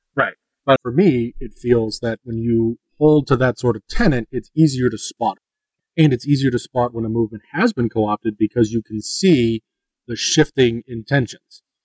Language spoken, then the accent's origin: English; Northeast, United States; moved away; I'm from the Northeast, the way that we use sarcasm and the way we talk